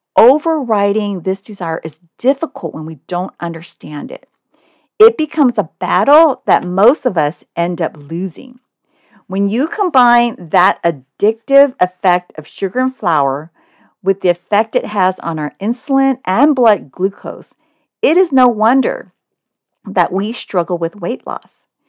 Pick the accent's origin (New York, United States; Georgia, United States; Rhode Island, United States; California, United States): California, United States; Oakland; moved away as an adult; also born or lived in Hong Kong; now in Southern California, United States; although I was born in Hong Kong, my family immigrated to Oakland, California when I was one. So I consider Oakland my hometown